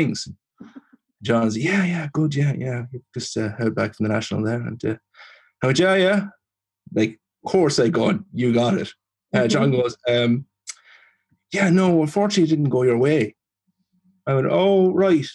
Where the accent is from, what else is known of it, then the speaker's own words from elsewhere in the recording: Leitrim, Ireland; moved away as an adult; also born or lived in Manorhamilton / Dublin; I am from Leitrim